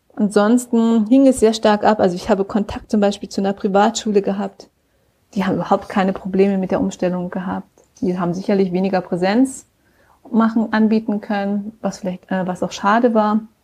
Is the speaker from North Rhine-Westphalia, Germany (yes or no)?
yes; Aachen, North Rhine-Westphalia, Germany; now in San Francisco Bay Area, United States; ich komme ja aus Aachen